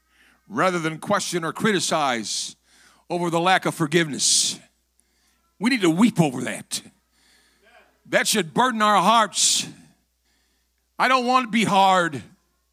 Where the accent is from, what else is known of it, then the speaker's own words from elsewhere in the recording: Metropolis, Illinois, United States; moved away; I was born in Metropolis